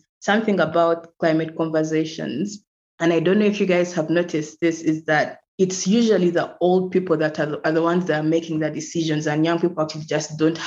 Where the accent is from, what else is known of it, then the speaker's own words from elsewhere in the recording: Uganda; I'm from Uganda and I currently live in Uganda, in Kampala